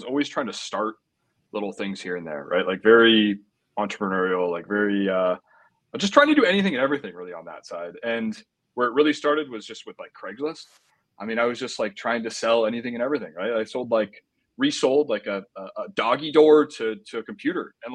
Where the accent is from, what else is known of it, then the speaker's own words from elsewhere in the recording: Orange County, California, United States; born and raised in Orange County